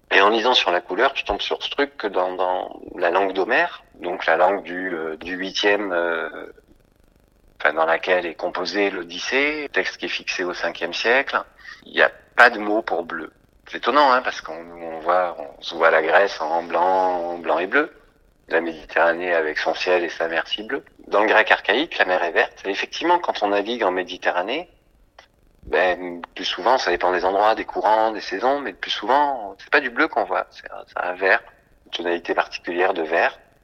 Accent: Toulouse, Occitania, France; moved away as an adult; also born or lived in Paris; now in Marseille, France; je suis né à Toulouse, où j'ai grandi.

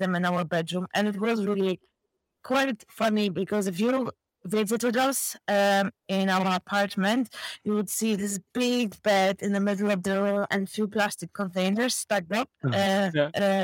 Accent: southern Poland, Poland; now in County Carlow, Ireland; I'm purely Polish girl

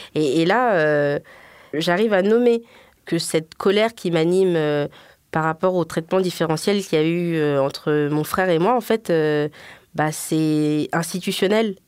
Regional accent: Guinea; moved away as an adult; je suis guinéenne.

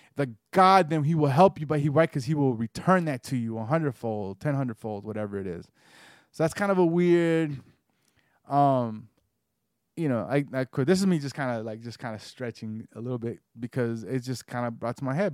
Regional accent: the South, United States; growing up in the South

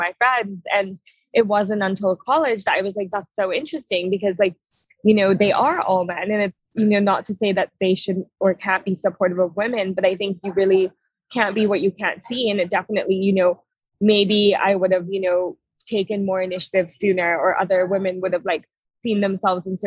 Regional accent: Silicon Valley, California, United States; I grew up in Silicon Valley

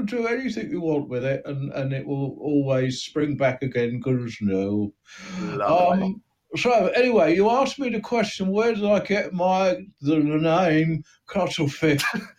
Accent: London, United Kingdom; born there; accent: Cockney; the Bow Bells when I was born. That was the first thing I heard. And that makes me a Cockney, but, I'm always Cockney in my heart.

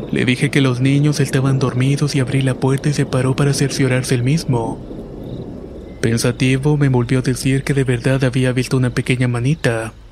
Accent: Mérida, Yucatán, Mexico; Soy originario de Mérida, Yucatán, y esta es una historia que me sucedió cuando tenía 11 años.

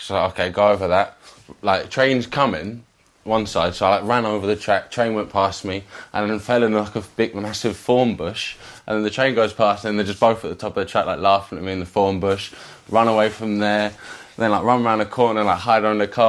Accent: England, United Kingdom; as an Englishman being there

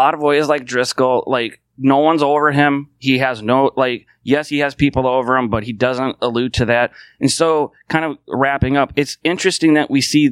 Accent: United States; I can only speak as an American

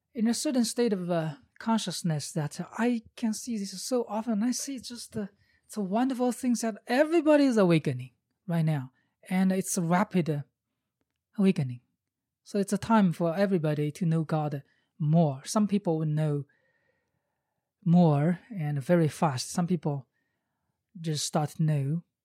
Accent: China; English is a second language; moved away as an adult; I was born in China in 1973.

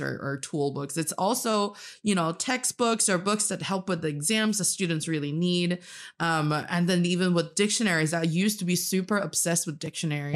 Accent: Northeast China, China; now in Beijing, China; I am from the northeast part of China, and I'm speaking to you today from Beijing

